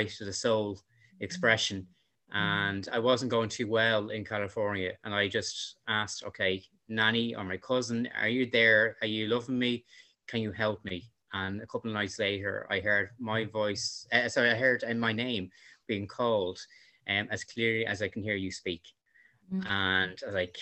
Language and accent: English; Dublin, Leinster, Ireland; I'm from Dublin